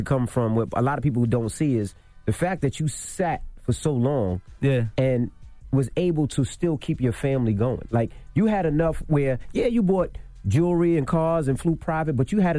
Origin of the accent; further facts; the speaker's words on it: Philadelphia, Pennsylvania, United States; Yo, I'm from Philly. I work my ass off.